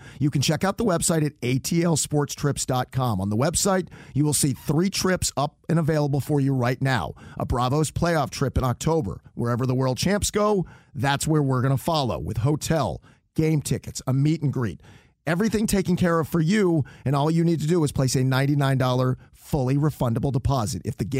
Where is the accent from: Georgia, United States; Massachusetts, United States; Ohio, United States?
Georgia, United States; Atlanta; for me growing up in Atlanta